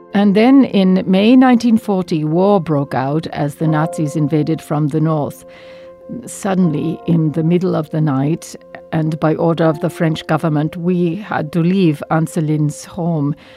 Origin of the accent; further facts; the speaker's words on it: Turkey; moved away as an adult; also born or lived in Batumi, Georgia / France; now in Montreal, Canada; I am born in Batumi, Georgia, on the border of Turkey